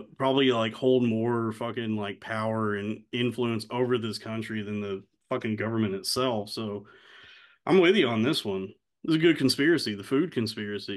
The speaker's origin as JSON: {"language": "English", "town": "Springtown", "region": "Texas", "country": "United States", "tie": "born or raised there", "said": "growing up in Springtown, we weren't cultured"}